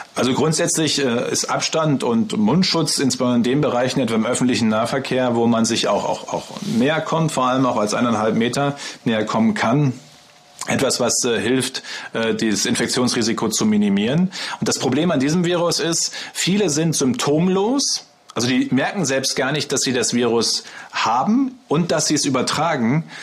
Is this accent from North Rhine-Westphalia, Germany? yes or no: yes; Münsterland, North Rhine-Westphalia, Germany; ich komme ja aus dem Münsterland. Ne? Bei uns ist ja alles flach.